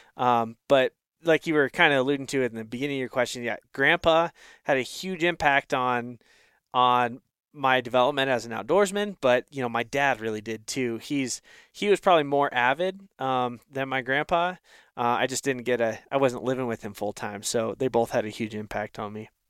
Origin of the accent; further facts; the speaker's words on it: Northeast Oregon, United States; I grew up in Northeast Oregon